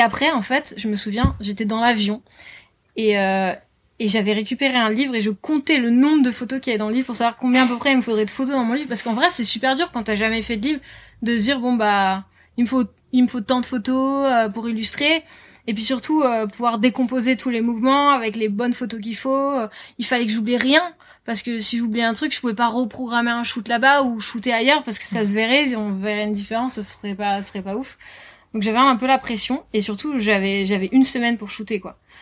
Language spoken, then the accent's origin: French; Lille, Hauts-de-France, France; moved away as an adult; now in Biarritz, France; je suis originaire de Lille, du nord de la France.